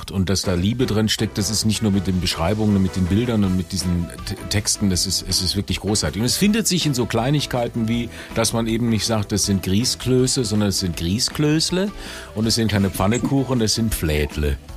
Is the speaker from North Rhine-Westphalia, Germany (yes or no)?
yes; North Rhine-Westphalia, Germany; moved away as an adult; also born or lived in Karlsruhe, Baden; aus NRW komme ich.